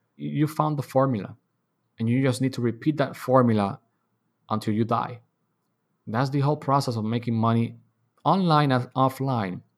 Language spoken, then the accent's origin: English; Dominican Republic; I was born and raised in Dominican Republic